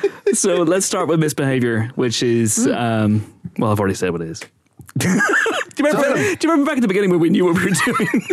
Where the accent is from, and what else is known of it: Ireland; born or raised there; moved away